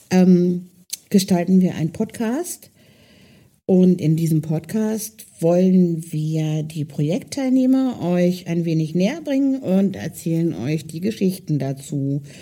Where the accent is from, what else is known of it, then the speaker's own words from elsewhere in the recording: Hildesheim, Lower Saxony, Germany; Ursprünglich ähm, komme ich aus Hildesheim, ähm, bin aber vor drei Jahren dort weggezogen und habe meine Wahlheimat hier oben gewählt, im Norden Deutschlands, weil ich mich schon immer irgendwie seegebunden gefühlt habe.